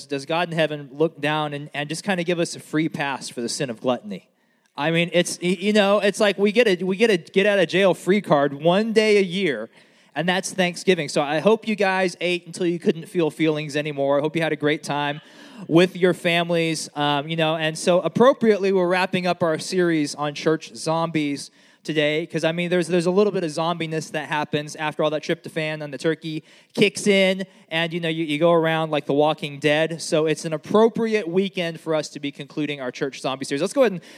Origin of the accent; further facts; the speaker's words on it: United States; growing up in America